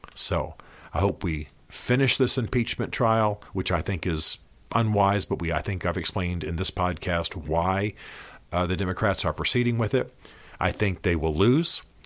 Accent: United States; As an American patriot

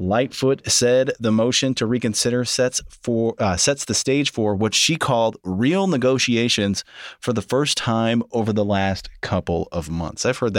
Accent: Illinois, United States; I'm born and raised in Illinois.

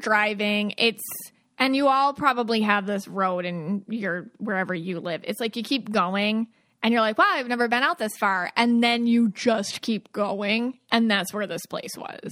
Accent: Buffalo, New York, United States; growing up in Buffalo

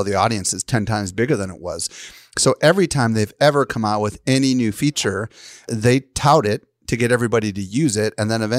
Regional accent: Midwest, United States; Free is like, I don't know, I grew up in the Midwest and we had these little light zappers, you know, and the bugs would fly towards it.

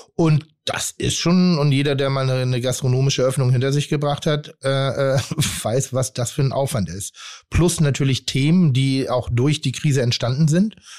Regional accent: Hamburg, Germany; also born or lived in Pinneberg; ich bin kein geborener Hamburger, sondern ich bin in Pinneberg respektive in Zorn geboren und bin dann nach Hamburg gezogen

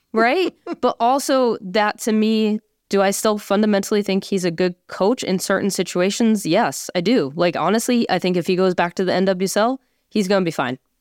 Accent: Boston, Massachusetts, United States; I'm from Boston

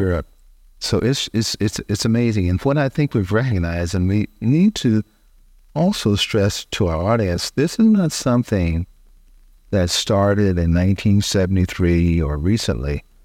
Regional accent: College Station, Texas, United States; my hometown, Bryan College Station, Texas

